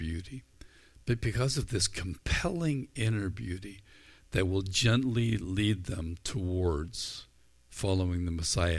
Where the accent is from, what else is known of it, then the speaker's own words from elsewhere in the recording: Ireland; I think I came by it honestly. I'm Irish. I'm a guy. I had red hair.